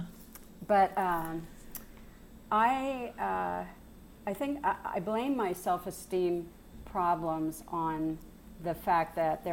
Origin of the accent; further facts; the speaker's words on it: Pittsburgh, Pennsylvania, United States; I was born in Pittsburgh, Pennsylvania